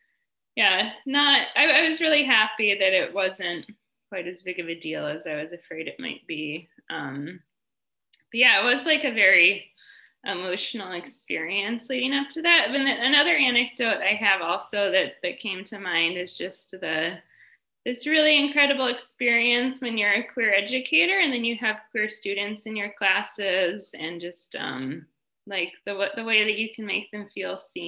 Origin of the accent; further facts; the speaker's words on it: Colorado, United States; moved away as an adult; also born or lived in Shanghai; now in China; I'm from Colorado in the U.S. originally, and I'm in China right now.